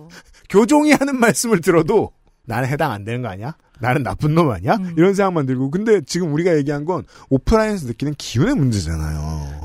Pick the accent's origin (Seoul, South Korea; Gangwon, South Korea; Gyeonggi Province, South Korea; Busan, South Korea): Seoul, South Korea; 저는 저는 서울 평생 서울 사람인데